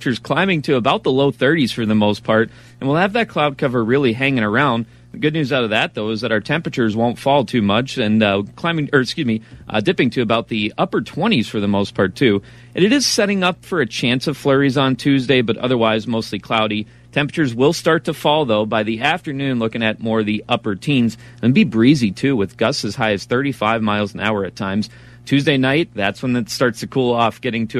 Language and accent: English; Pittsburgh, Pennsylvania, United States; now in Eau Claire, United States; I was born in the Pittsburgh area, so, you know, Punxsutawney is only about an hour and a half from where I was born